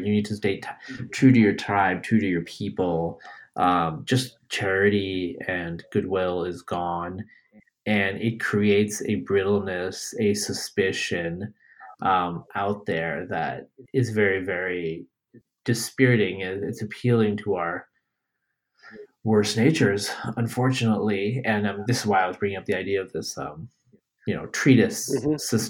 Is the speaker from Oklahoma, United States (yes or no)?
no; New York, United States; also born or lived in Bangladesh / West Coast; now in Texas, United States; I was born in Bangladesh, raised in upstate New York, grew up on the West Coast, live in Texas, fly fairly frequently